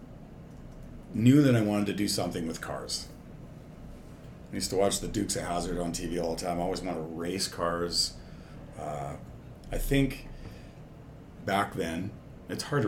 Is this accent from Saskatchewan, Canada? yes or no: yes; Saskatoon, Saskatchewan, Canada; also born or lived in Vancouver / Kelowna / Kyle; now in North Battleford, Canada; We moved to Saskatoon from Vancouver